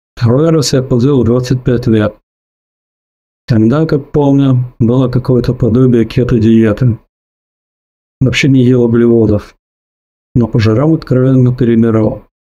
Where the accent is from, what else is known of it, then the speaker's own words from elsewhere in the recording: Tallinn, Harju County, Estonia; Я из Прибалтики, город Таллин.